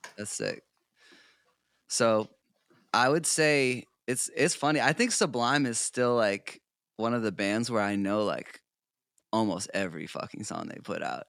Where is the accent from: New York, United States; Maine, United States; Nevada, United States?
Maine, United States; South Portland; moved away; I grew up in South Portland, Maine. So I'm originally an East Coast boy, um, New England.